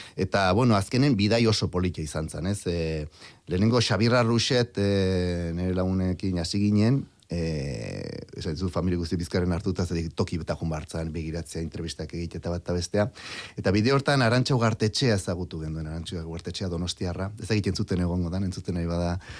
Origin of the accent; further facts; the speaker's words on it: Basque Country, Spain; moved away as an adult; also born or lived in Brazil; ni euskaldune naiz e, eta aukeraz e, ba brasildarra naiz